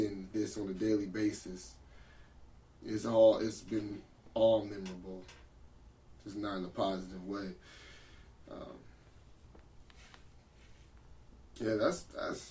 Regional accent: San Diego, California, United States; we're from San Diego

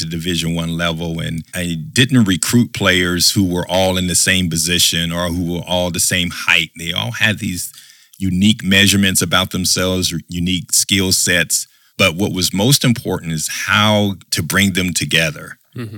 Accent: Anderson, Indiana, United States; born and raised in Anderson, Indiana

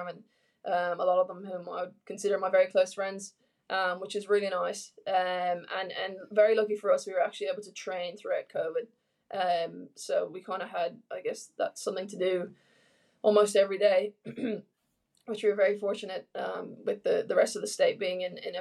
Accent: Ireland; moved away as an adult; now in Australia; back in my hometown

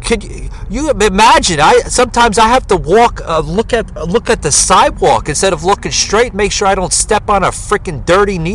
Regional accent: New Jersey, United States; moved away as an adult; also born or lived in Fort Lauderdale, Florida; now in Georgia, United States; I grew up in New Jersey and spent a lot of my time in uh, Lower Manhattan before I moved down. Uh, you know, eventually I lived in Florida for like uh, about 14 years down in uh, Fort Lauderdale area, Miami, and then I moved here to Georgia about th- uh, three years ago.

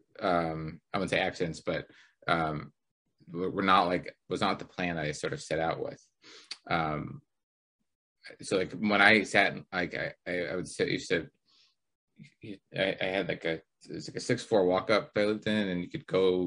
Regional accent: Pittsburgh, Pennsylvania, United States; moved away; I grew up in Pittsburgh for a while

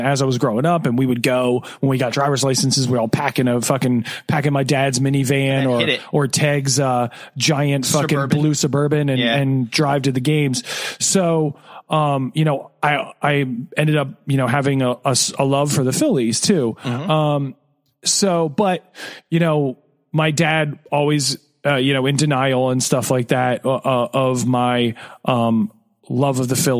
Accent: New Jersey, United States; born or raised there

